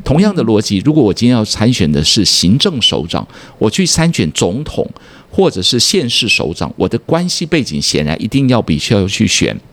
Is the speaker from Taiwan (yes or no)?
yes; southern Taiwan, Taiwan; also born or lived in United States; 小时候在南部长大